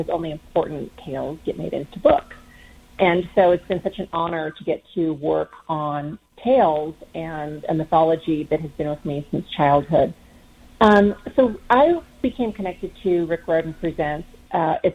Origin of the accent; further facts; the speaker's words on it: California, United States; I was born and raised in Southern California near the Tijuana border